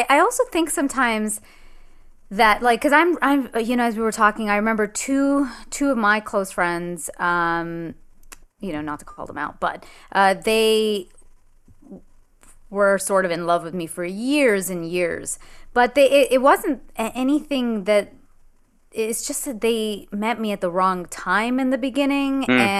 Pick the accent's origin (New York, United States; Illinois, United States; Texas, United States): New York, United States; I'm like a New Yorker.